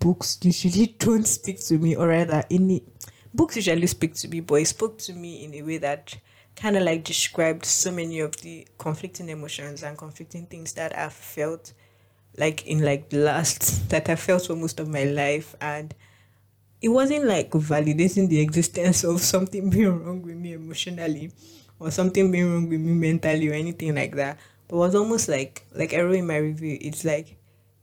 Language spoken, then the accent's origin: English; Nigeria; I'm Nigerian